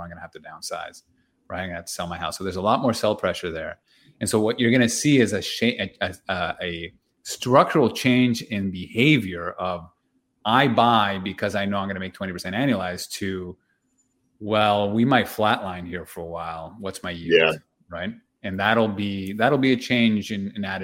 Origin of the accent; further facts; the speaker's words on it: Toronto, Ontario, Canada; we're from Toronto